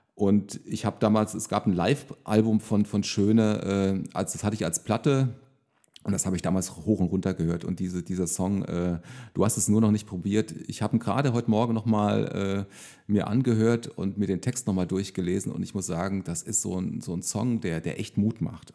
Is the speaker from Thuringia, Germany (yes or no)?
yes; Thuringia, Germany; moved away as an adult; now in Bad Kreuznach, Germany; Also ich bin ja gebürtiger Thüringer und bin äh, praktisch bis zu meinem äh, 20. Also ich bin 2000, nee, 1900, 1994 bin ich äh, zum Zivildienst nach Bad Kreuznach gekommen